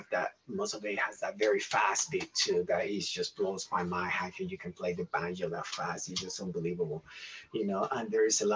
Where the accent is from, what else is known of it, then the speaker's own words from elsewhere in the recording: Puerto Rico; also born or lived in Asheville, North Carolina; now in Candler, United States; I grew up in Puerto Rico